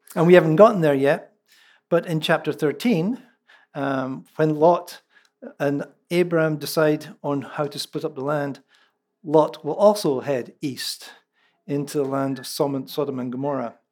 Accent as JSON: {"language": "English", "region": "central Scotland", "country": "United Kingdom", "first_language": "Scots (Lallans)", "moved": "yes"}